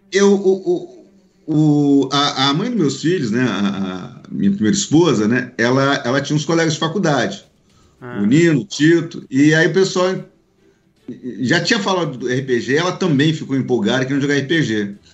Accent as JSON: {"language": "Portuguese", "region": "Minas Gerais", "country": "Brazil", "tie": "born or raised there", "lives_now": "Rio de Janeiro, Brazil", "said": "onde eu passei, onde eu fui criado na minha infância em Minas Gerais."}